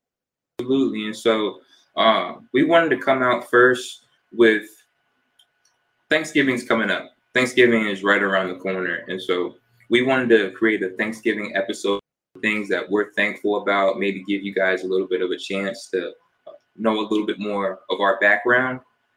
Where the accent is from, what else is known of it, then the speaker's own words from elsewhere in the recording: New Jersey, United States; also born or lived in Fort Lauderdale; I was born in New Jersey. Shout out to my Jersey folks. I've kind of lived everywhere, though. When I was about 5 or 6, moved down to South Florida, lived in Fort Lauderdale area for about 7 years.